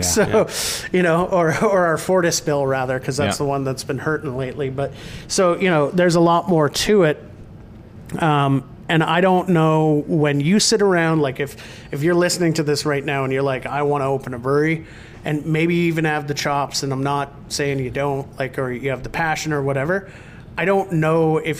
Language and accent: English; Rossland, British Columbia, Canada; moved away; my hometown, which is Rosslyn, BC